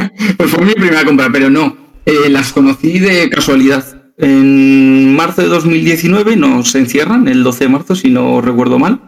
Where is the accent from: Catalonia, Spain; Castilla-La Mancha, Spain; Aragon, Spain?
Aragon, Spain; Zaragoza; moved away as an adult; now in Alicante, Spain; mi ciudad natal es Zaragoza, pero por mi trabajo me vine aquí.